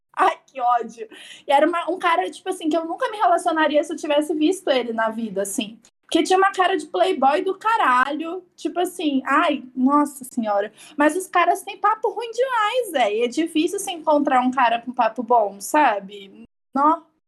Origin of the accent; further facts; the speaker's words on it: São Paulo, Brazil; eu sou paulista